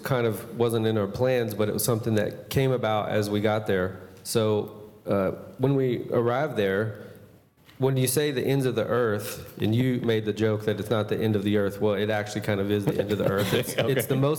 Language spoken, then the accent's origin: English; United States; moved away as an adult; now in Brazil; People can tell that our Portuguese is much different. And they always ask us, where are you from? And we say, we're from the United States.